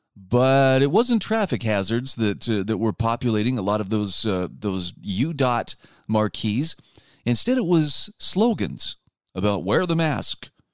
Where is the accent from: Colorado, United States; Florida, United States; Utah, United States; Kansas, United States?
Utah, United States; in my home state of Utah